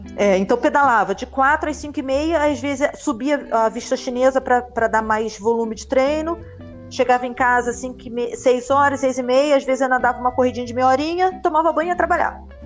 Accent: Rio de Janeiro, Brazil; eu sou, sou brasileira, sempre morei no Rio de Janeiro

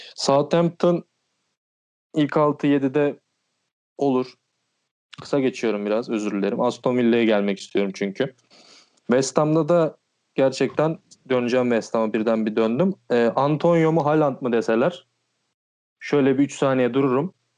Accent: Balıkesir, Turkey; moved away as an adult; now in Istanbul, Turkey; ben Balıkesirliyim.

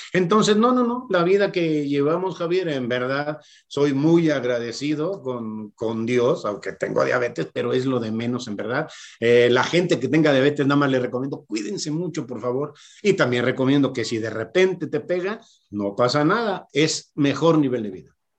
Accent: Irapuato, Guanajuato, Mexico; also born or lived in Monterrey; yo soy de, Monterrey de nacimiento, pero de Irapuato de corazón. Yo llegué a las teniendo 11, 12 años aquí.

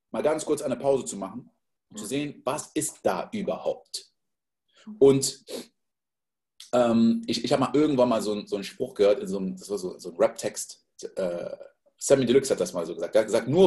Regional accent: Côte d’Ivoire; ich bin in der Elfenbeinküste groß geworden

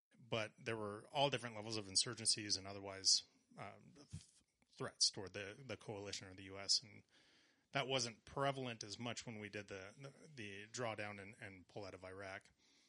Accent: LaSalle, United States; LaSalle, actually.

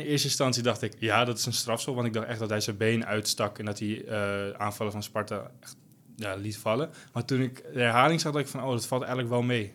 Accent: Almere, Flevoland, Netherlands; ik kom uit Almere

